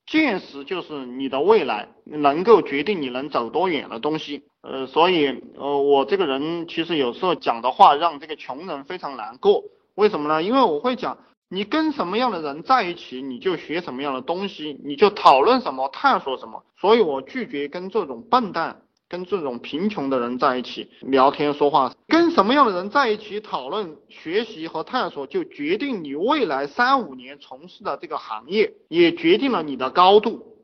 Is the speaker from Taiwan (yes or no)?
no; China; 我们中国人